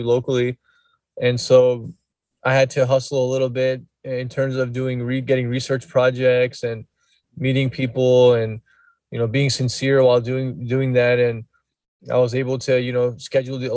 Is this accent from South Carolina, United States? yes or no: no; Southern California, United States; also born or lived in Orange County / Inland Empire / New Mexico; I was, you know, born and raised here in Southern California. I was born in Orange County